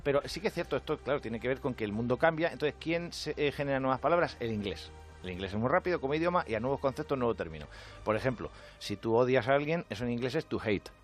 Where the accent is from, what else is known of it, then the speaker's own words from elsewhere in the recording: Albacete, Castilla-La Mancha, Spain; soy de Albacete